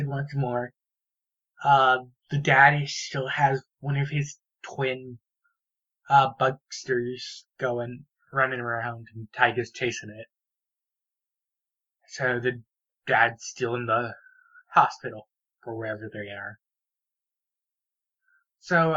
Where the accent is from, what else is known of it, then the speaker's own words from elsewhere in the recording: United States; as an American